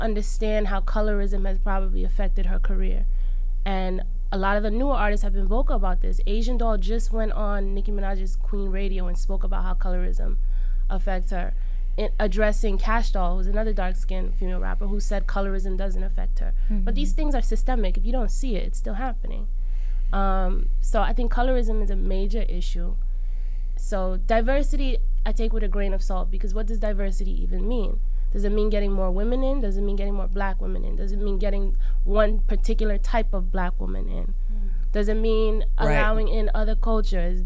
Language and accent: English; Nigeria; I'm Nigerian